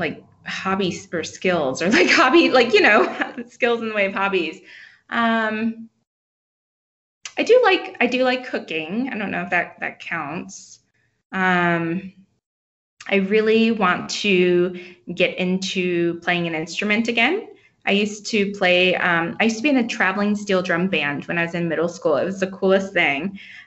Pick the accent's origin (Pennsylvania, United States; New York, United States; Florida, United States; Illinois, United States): Florida, United States; now in Denver, United States; I grew up, so I'm in Denver now, obviously, but I grew up in Florida